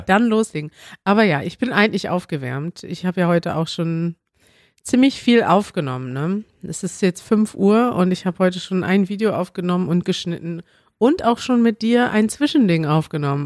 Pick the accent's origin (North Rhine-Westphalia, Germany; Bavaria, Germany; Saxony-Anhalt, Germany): North Rhine-Westphalia, Germany; Münster; now in Berlin, Germany; meine Heimat ist Münster, weil ich da aufgewachsen bin und immer gelebt habe